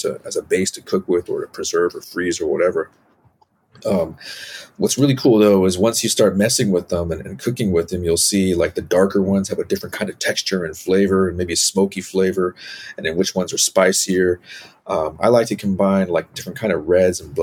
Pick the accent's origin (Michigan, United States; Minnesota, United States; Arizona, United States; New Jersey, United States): Arizona, United States; Safford; now in New York City, United States; I grew up with in Arizona and Safford